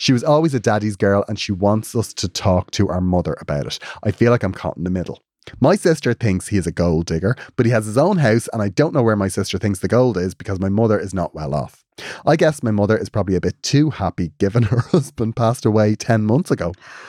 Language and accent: English; Cork, Munster, Ireland; I made my Holy Communion the day of the Eurovision in Mill Street. I'm from Cork.